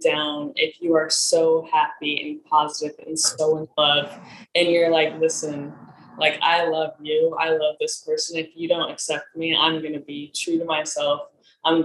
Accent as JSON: {"language": "English", "region": "Nebraska", "country": "United States", "also_born_or_lived": "South Korea", "moved": "as an adult", "lives_now": "Los Angeles, United States", "said": "I'm from Nebraska"}